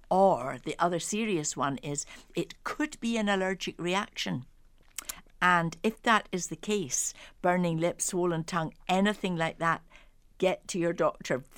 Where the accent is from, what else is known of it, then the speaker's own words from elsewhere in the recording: Dublin, Leinster, Ireland; I grew up in Dublin.